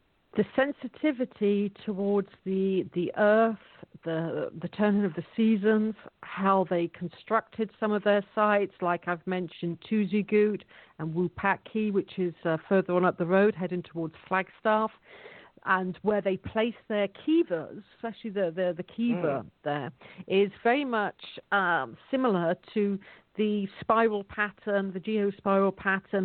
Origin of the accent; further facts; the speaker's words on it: England, United Kingdom; In my hometown, you can't buy anything with cash at the moment.